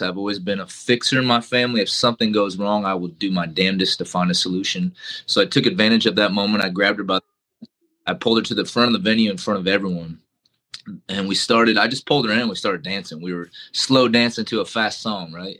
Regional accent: Iowa, United States; moved away; my home state of Iowa

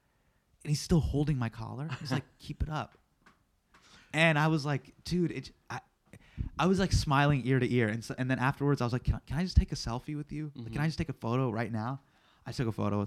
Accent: Davis, California, United States; moved away as an adult; also born or lived in Palo Alto / New York; I grew up in Davis. I went to Davis, Davis High

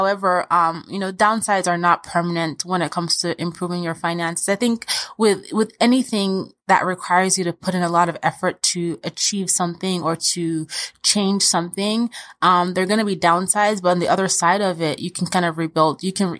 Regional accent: Austria; born there; We moved from Nigeria to Austria, where I was born, because my dad got a really great opportunity.

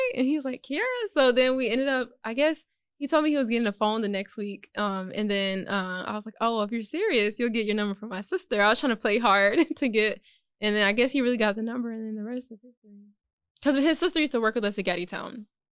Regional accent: Houston, Texas, United States; born or raised there; also born or lived in Austin / Alief / Fort Bend

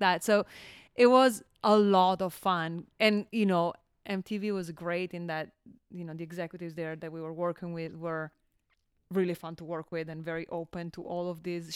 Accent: Milan, Lombardy, Italy; moved away as an adult; also born or lived in Bologna / Valencia, California; I was born and raised in Milan.

